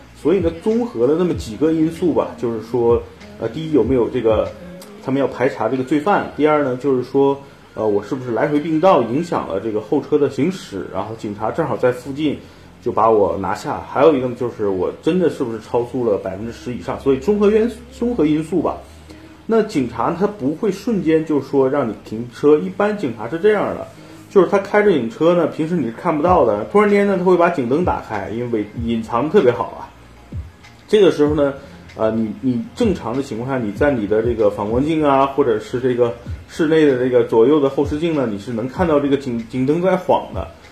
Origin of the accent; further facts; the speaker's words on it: China; 因为我是中国来的